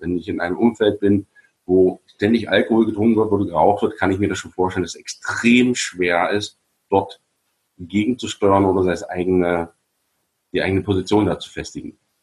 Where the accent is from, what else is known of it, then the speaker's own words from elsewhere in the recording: GDR, East Germany, Germany; Ich bin ja in der DDR groß geworden